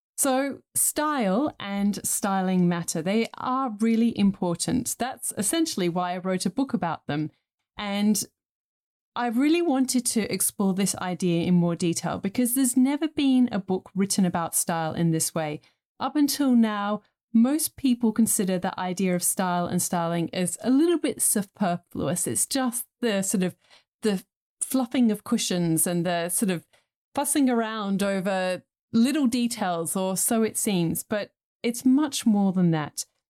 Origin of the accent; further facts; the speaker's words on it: England, United Kingdom; I grew up in England in the nineteen eighties